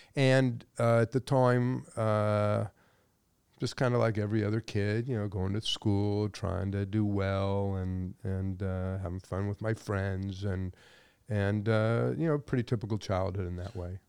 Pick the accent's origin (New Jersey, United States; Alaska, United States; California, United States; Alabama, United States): California, United States; Los Angeles; I grew up in the San Fernando Valley